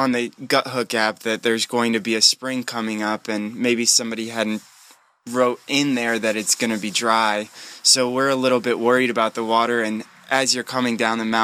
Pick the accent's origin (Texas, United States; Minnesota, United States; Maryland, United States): Maryland, United States; Columbia; I'm from Columbia, Maryland